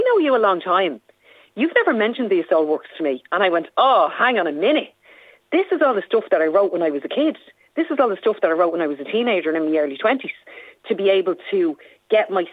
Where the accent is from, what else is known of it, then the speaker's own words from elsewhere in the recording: Dublin, Leinster, Ireland; I'm from Dublin 5